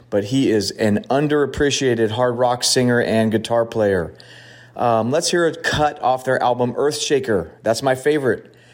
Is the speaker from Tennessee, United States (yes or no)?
no; Hayward, California, United States; my hometown, Hayward, California